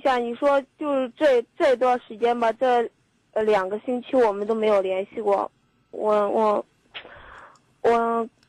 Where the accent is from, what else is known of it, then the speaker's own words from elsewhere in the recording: Luohe, Henan, China; 漯河的。